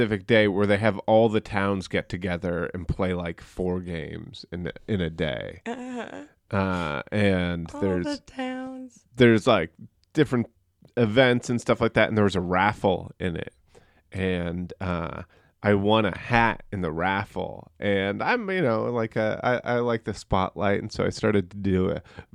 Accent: Sandwich, Massachusetts, United States; moved away as an adult; also born or lived in Guam / New York City; I was born in Guam, but I grew up in a town called Sandwich, Massachusetts

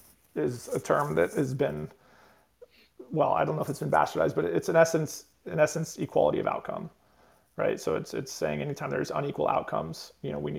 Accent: United States; we're all Americans

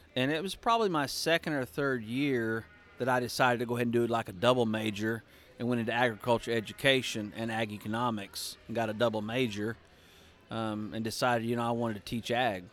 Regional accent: Pawnee, Oklahoma, United States; grew up in Pawnee, Oklahoma.

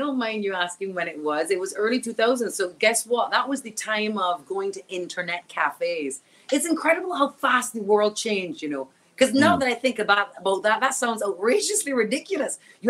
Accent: Australia; their mind around my mother being white, blonde Australian. I can see on their faces when I tell them I'm Aussie, they're thinking, oh, must be Aboriginal, right?

